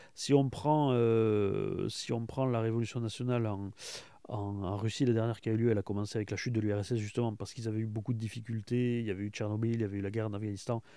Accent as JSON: {"language": "French", "country": "France", "said": "en tant que Français"}